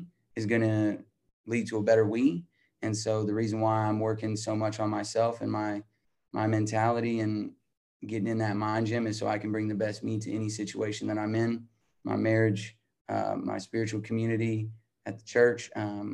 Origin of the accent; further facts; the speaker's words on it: Albuquerque, New Mexico, United States; I'm from Albuquerque, New Mexico.